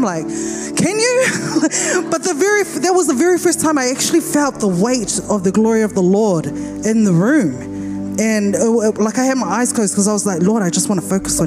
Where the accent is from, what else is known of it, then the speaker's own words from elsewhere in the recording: Wellington, New Zealand; I'm from Wellington, so earthquakes are very normal for me, Wellington, New Zealand.